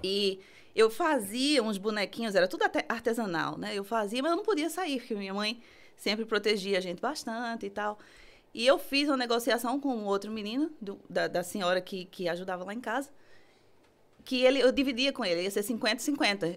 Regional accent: Recife, Pernambuco, Brazil; now in London, United Kingdom; do Recife. Sou nordestina.

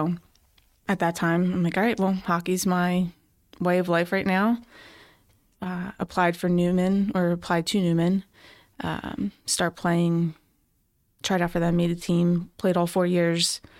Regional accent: Philadelphia, Pennsylvania, United States; Northeast Philly.

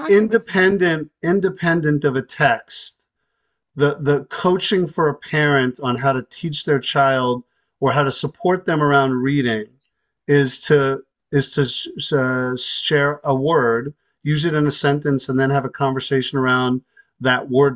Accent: New York, United States; As a New Yorker

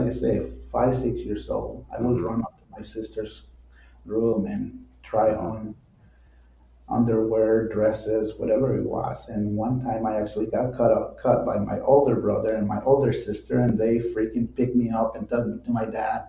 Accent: Mexico; also born or lived in Midwest, United States; now in United States; I was actually born and raised in Mexico

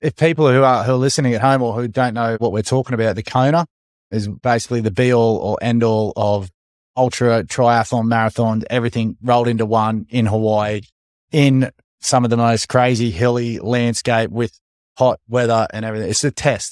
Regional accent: Sunshine Coast, Queensland, Australia; Growing up on the Sunshine Coast

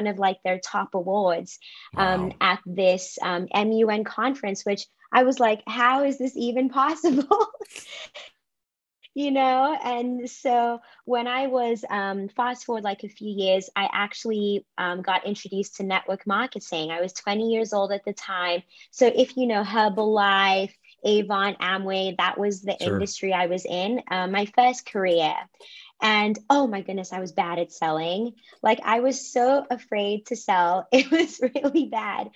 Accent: Cape Town, Western Cape, South Africa; moved away as an adult; also born or lived in Durban, KwaZulu-Natal, South Africa / United States; now in New York, United States; I was born in Durban, KwaZulu-Natal, and then I moved to Cape Town, Western Cape, like when I was very young, and I've lived there for most of my life.

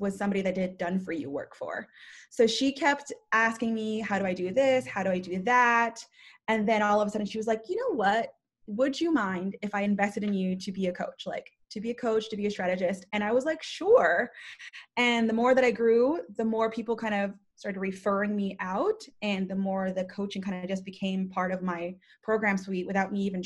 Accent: Guam; moved away; also born or lived in Philippines / Las Vegas, Nevada; born in the Philippines, raised in Guam, moved to Vegas

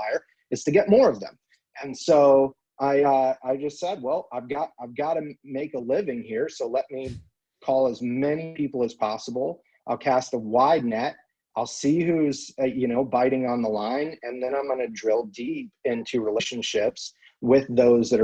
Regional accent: California, United States; moved away; the California high school that I went

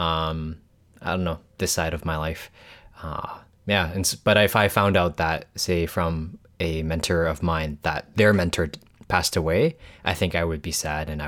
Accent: Hong Kong; born there; also born or lived in Canada; I was born in Hong Kong, but I've moved back and forth between Hong Kong and Canada uh, a couple of times.

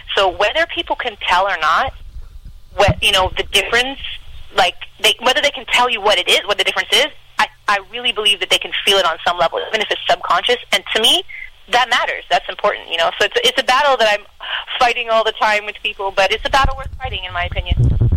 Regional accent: Canada

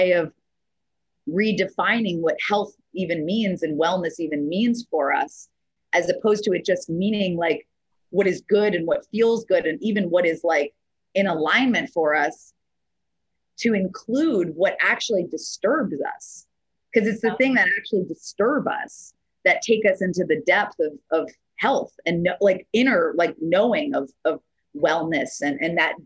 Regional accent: East Coast, United States; now in California, United States; I'm from the East Coast originally

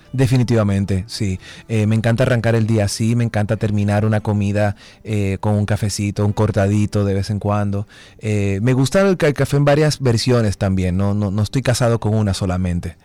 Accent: Dominican Republic; como dominicanos nosotros no, nos introducen el café desde muy, muy jóvenes

